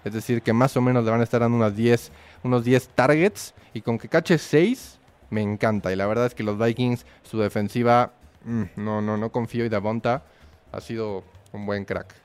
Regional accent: Querétaro, Mexico; Soy de Querétaro

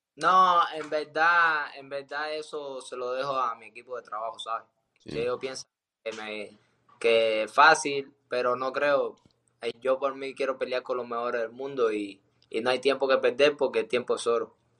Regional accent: Cuba; moved away; salí de Cuba

